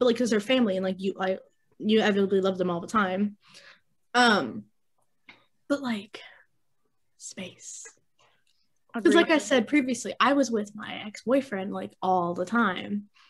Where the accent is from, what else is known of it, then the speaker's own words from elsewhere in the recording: United States; I'm from America and I still don't know half the crap we're talking about.